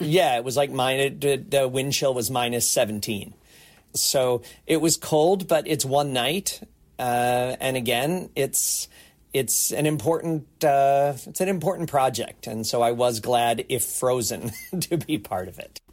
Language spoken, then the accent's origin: English; United States; now in Toronto, Canada; I'm a proud Canadian, I'm originally from the States